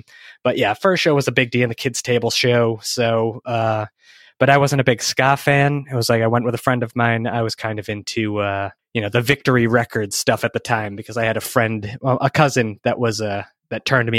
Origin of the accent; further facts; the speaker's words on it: Hanson, Massachusetts, United States; No, I grew up in Hanson, Massachusetts, the home of Ocean Spray, cranberries, and all that good stuff. So I am a Massachusetts guy.